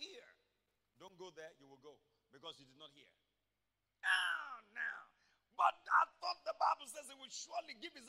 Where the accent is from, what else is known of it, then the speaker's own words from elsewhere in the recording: Akoko, Ondo, Nigeria; moved away; Akoko in Ondo State, I'm from Ibrokwa, Akoko. Ikare is just 2 towns away from my hometown.